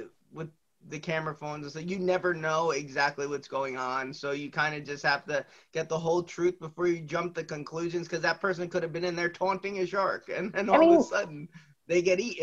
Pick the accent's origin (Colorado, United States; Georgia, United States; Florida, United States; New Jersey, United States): New Jersey, United States; I'm from New Jersey, so we're on the Northeast.